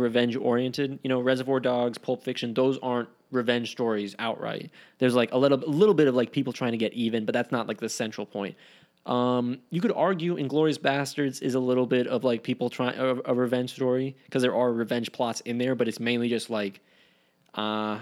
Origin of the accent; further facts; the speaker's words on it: Wyoming, United States; my home state of Wyoming